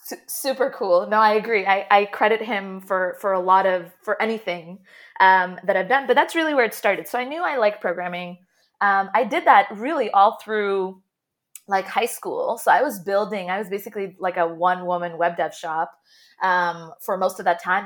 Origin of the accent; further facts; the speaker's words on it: Jeddah, Makkah Province, Saudi Arabia; moved away as an adult; also born or lived in Toronto; So I grew up in Jeddah in Saudi Arabia and then moved to Toronto for undergrad.